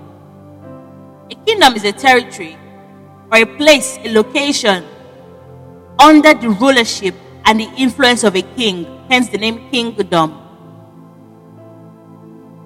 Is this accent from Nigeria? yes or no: yes; Nigeria; moved away; I am a Nigerian, but I'm not currently in Nigeria